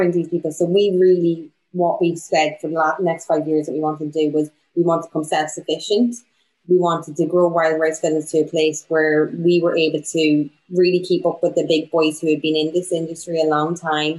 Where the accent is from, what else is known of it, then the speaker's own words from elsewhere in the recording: Bundoran, County Donegal, Ireland; now in Bristol, United Kingdom; I'm from Donegal. I'm from Bundoran.